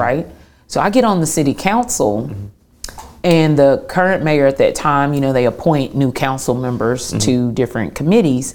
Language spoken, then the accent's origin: English; Clarksville, Tennessee, United States; moved away as an adult; now in Chattanooga, United States; Tennessean through and through, uh, born and raised in Clarksville, Tennessee